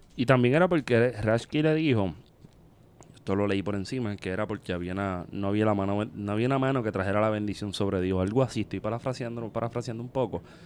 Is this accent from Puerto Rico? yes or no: yes; Vega Baja, Puerto Rico; yo soy de Vega Baja